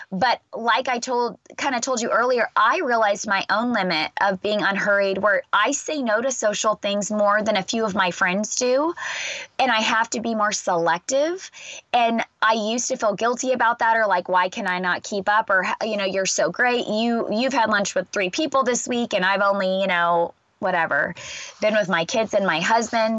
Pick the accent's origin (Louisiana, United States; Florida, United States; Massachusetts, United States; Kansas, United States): Kansas, United States; now in Texas, United States; I live in Texas and I'm from Kansas